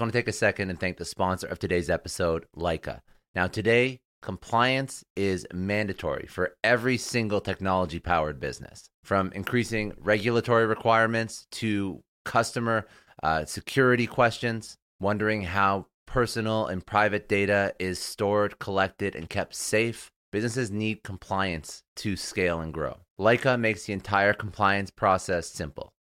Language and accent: English; Toronto, Ontario, Canada; now in Fort Lauderdale, United States